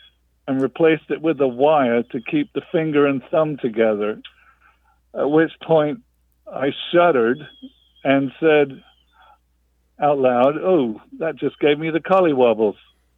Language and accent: English; England, United Kingdom; now in Tallahassee, United States; Right. I'm English originally.